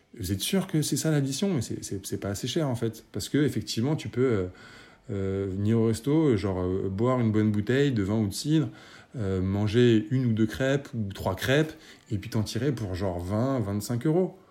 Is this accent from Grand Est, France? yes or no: no; Paris, Île-de-France, France; je suis parisien